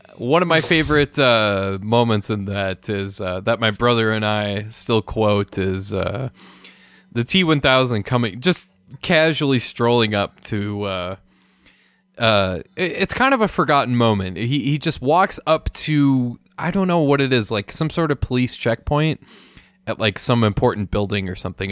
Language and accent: English; Minnesota, United States; moved away; also born or lived in New Mexico; I'm from the Midwest